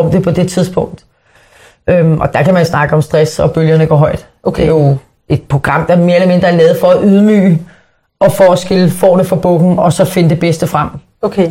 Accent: Copenhagen, Capital Region of Denmark, Denmark; jeg er opvokset i Sydhavn

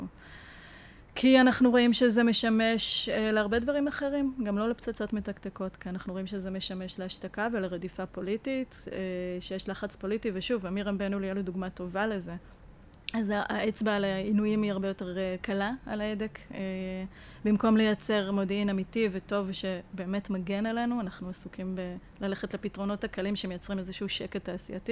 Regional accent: Israel; אנחנו ישראלים

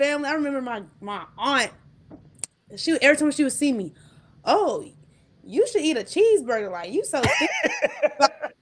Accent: Katy, Texas, United States; also born or lived in Houston, Texas; I was born in Southwest Side, but I've lived in Katy most of my life

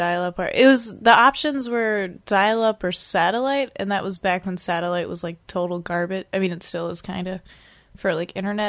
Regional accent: rural North Carolina, United States; I'm like from rural North Carolina

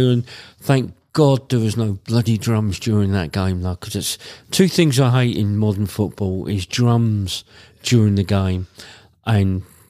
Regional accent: Luton, East of England, United Kingdom; where are you from? And you go, Luton

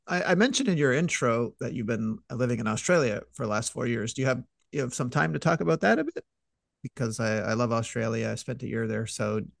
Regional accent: Mexico; I'm from Mexico. I got this.

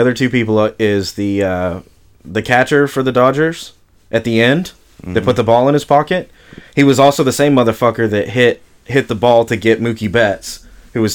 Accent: the South, United States; We're from the South.

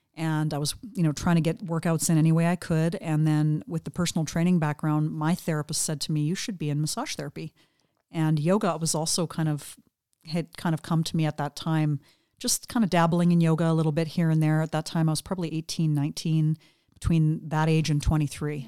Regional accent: interior of British Columbia, Canada; moved away; also born or lived in Vancouver Island / Vancouver; I grew up in the interior of British Columbia, which is about northwest, about middle of the province of British Columbia.

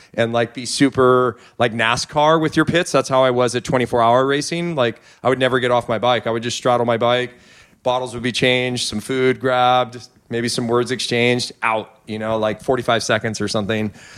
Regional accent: Petaluma, California, United States; I grew up in Petaluma

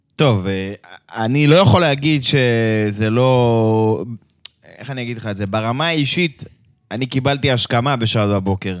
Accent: Israel; אנחנו כישראלים

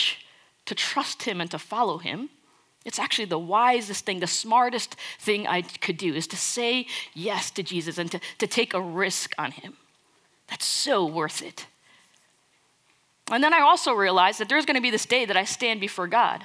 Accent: United States; moved away as an adult; now in Dallas, United States; I was born and raised in the New York, New Jersey area. Basically lived there my entire life until I moved here to Dallas 5 years ago for seminary

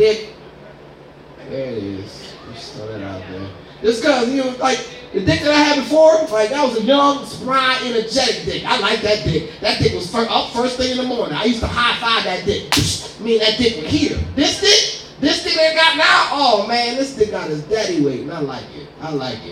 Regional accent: New Orleans, Louisiana, United States; I'm from New Orleans

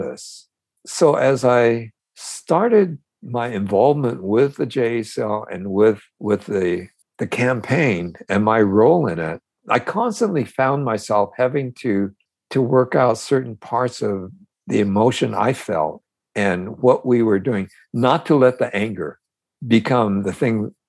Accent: United States; also born or lived in Manzanar, California; all those years growing up in America

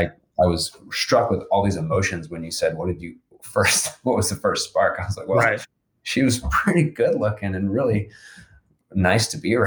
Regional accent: Monument, Colorado, United States; we grew up in Monument. I was in Monument from third grade on. Before that, I was in Colorado Springs. So coming back to Colorado Springs in 2010, after some time in college

